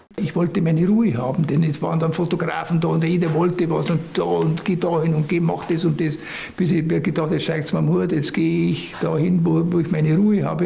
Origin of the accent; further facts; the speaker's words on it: Brazil; Für uns in Brasilien